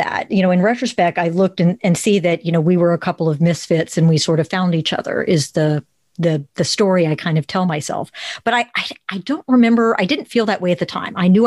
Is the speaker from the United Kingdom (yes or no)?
no; Plano, Texas, United States; I grew up in Plano, Texas, where the differences are not celebrated